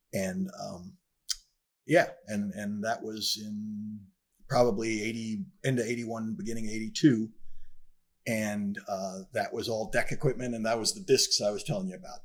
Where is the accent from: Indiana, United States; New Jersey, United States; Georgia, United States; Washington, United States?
New Jersey, United States; northern; moved away as an adult; also born or lived in North Miami Beach; I was born in New Jersey, in northern New Jersey, and I grew up there, uh, for the first nineteen years